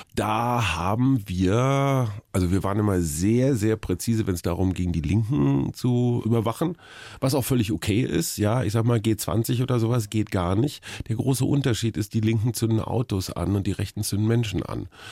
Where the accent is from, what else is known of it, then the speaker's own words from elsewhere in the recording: Berlin, Germany; bei uns in Berlin